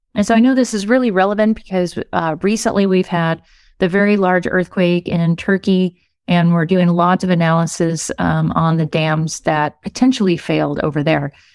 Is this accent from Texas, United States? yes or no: yes; West Texas, United States; moved away as an adult; also born or lived in Southern California; I grew up in West Texas